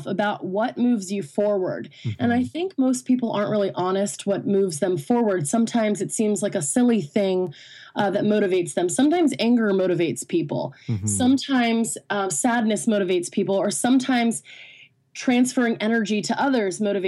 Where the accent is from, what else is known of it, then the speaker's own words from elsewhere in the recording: Washington, District of Columbia, United States; now in Los Angeles, United States; I am originally from Washington, D.C., but now I live in Los Angeles